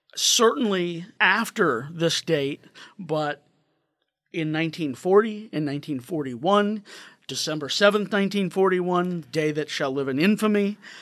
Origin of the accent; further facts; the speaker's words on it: St. Louis, Missouri, United States; I'm from St. Louis area